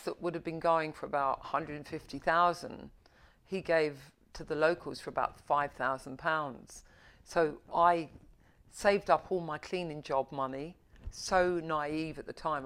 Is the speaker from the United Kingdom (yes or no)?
yes; London, United Kingdom; I was born and bred in Covent Garden